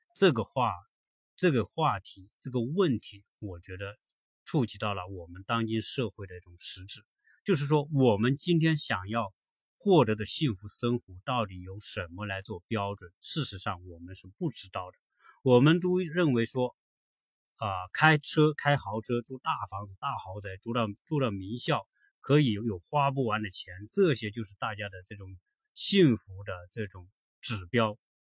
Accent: China; 因为我们中国人是完全处在和北欧不同的一种生活环境、社会环境

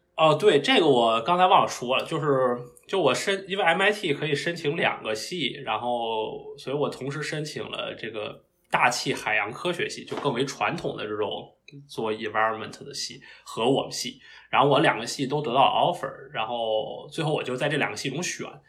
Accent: Beijing, China; moved away as an adult; now in Massachusetts, United States; 我是，呃，土生土长的北京人，然后我的小学、初中和高中都是在北京读。然后高考考到了，呃，北京大学

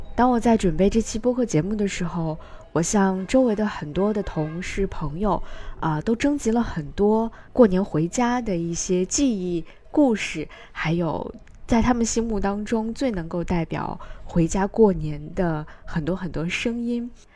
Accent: Hebei, China; moved away; 可能是因为我的家在河北，梁红老师的家在河南，其实离得非常近

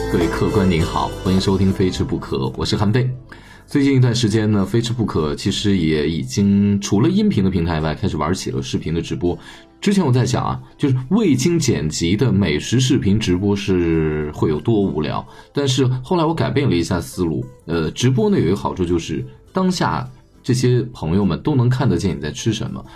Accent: China; 我们中国人

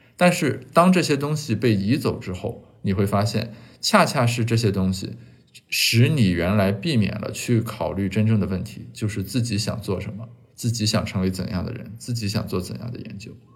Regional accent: Shandong, China; moved away; 我家乡的报纸给我发来一个邀请，呃，邀请我写一下今年的山东高考作文题

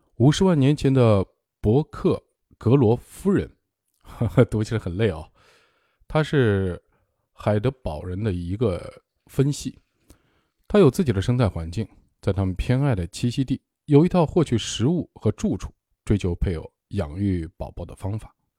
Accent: northern China, China; moved away; also born or lived in Ningbo / Hangzhou / Beijing; 我是北方人，我在南方生活了很多年，有二十年了

